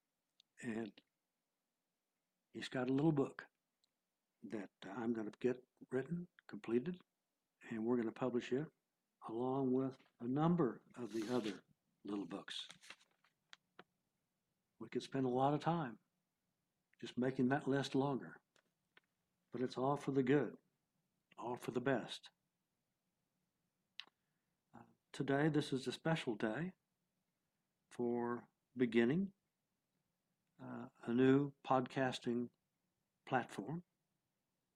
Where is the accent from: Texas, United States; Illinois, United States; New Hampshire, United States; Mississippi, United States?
Texas, United States; I am from Texas